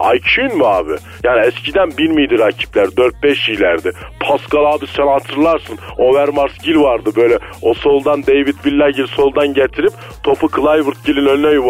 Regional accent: Ankara, Turkey; also born or lived in Arapgir, Malatya; Abi ben Malatya Arapçır'da doğmuşum şimdi. Fakat Ankara'da büyümüşüm. Pursaklar'da oturdum. Şimdi Öveçler'e taşındım.

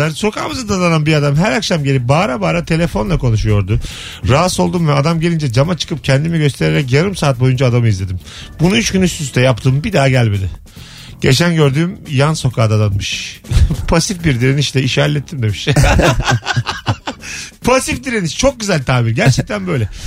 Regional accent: Bayburt, Turkey; Sen neresin abi? Biz de Bayburtluyuz.

